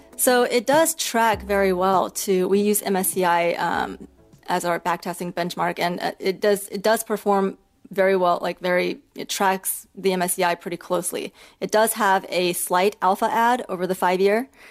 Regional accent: Beijing, China; moved away; also born or lived in United States; I'm actually from China. I grew up half in China and half in the US. I was born in Beijing

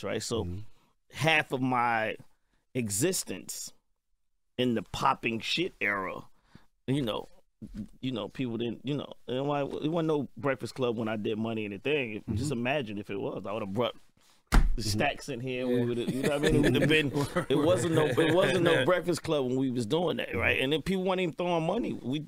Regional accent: Atlanta, Georgia, United States; And then I'm from the South. I represent Atlanta, mm-hmm. right, to the fullest.

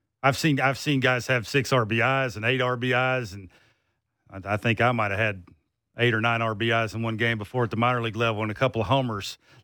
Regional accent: Mendota, Virginia, United States; moved away; I grew up in Mendota, Virginia, which is about 15 minutes from Bristol, so it's a little bit more country. I don't know if you've ever heard of that place or not, but that's where I get the accent.

